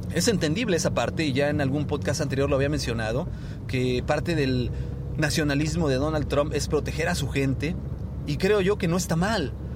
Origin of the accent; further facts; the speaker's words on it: Mexico; nosotros como mexicanos